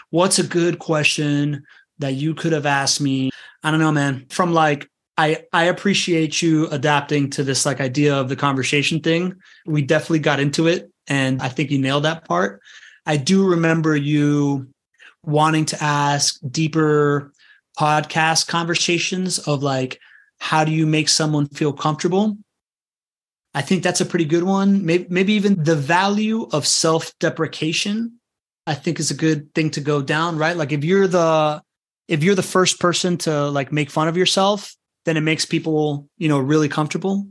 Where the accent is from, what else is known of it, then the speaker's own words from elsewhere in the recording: Venezuela; moved away; I'm from Venezuela. It's a place that I can't go back